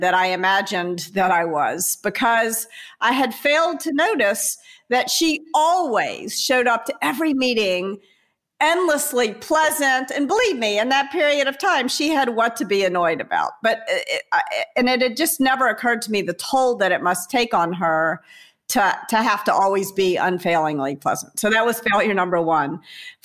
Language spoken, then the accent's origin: English; Memphis, Tennessee, United States; I'm from Memphis, Tennessee, here in the U.S.